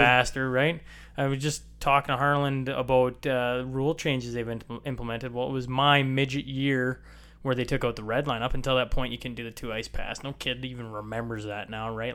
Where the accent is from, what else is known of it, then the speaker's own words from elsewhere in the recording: Lloydminster, Canada; also born or lived in Hillmond; I grew up just outside of Lloyd